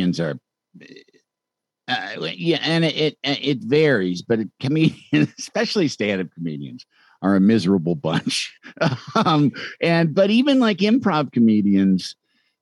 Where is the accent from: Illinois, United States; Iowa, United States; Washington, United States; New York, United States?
Illinois, United States; Chicago; moved away; I'm from Chicago